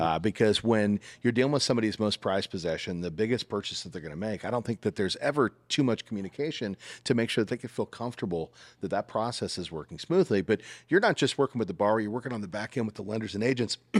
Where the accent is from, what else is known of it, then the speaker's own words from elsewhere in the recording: Salina, Kansas, United States; now in Greenville, United States; I'm from Salina, Kansas originally.